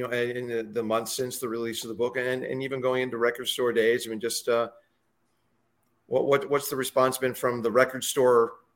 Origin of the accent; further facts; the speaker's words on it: Northeast Ohio, United States; I grew up in Ohio, in Northeast Ohio.